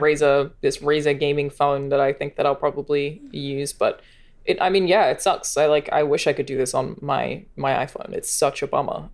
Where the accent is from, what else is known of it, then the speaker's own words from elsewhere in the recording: Australia; moved away; As an Australian